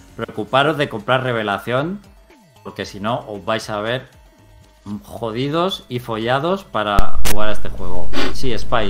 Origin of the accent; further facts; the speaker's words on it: Spain; somos españoles